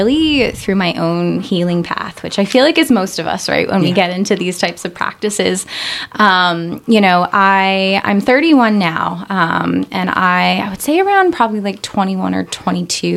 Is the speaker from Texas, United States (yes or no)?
no; Northeast Pennsylvania, United States; moved away as an adult; also born or lived in New Jersey; I'm from Northeast PA, but I had moved out there when I turned 18 or so